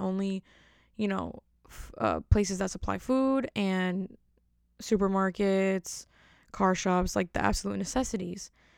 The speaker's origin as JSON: {"language": "English", "region": "New Jersey", "country": "United States", "said": "I'm from Jersey, so everything in Jersey is totally different"}